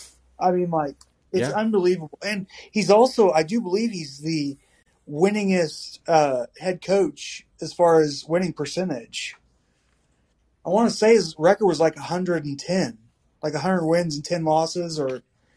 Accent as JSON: {"language": "English", "region": "Kansas", "country": "United States", "said": "And what's funny is I'm from Kansas."}